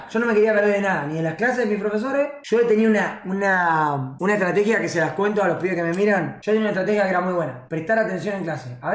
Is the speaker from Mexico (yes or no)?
no; La Plata, Buenos Aires Province, Argentina; Soy de La Plata y no es así.